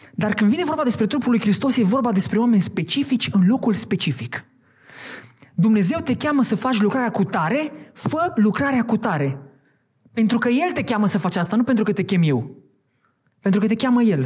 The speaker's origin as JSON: {"language": "Romanian", "town": "Hațeg", "region": "Hunedoara County", "country": "Romania", "also_born_or_lived": "Oradea", "said": "Din deci Hunedoara. Nu poți să zic Hațeg, că nu știe nimeni de Hațeg. Hunedoara."}